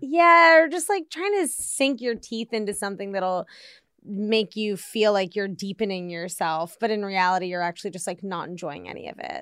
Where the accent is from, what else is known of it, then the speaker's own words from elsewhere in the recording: Washington, District of Columbia, United States; moved away as an adult; also born or lived in Arizona; I grew up in Washington, D C.